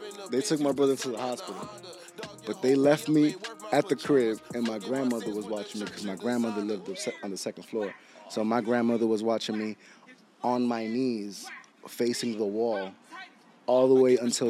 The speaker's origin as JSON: {"language": "English", "town": "Bonao", "region": "Monseñor Nouel", "country": "Dominican Republic", "moved": "yes", "said": "I'm from Bonao."}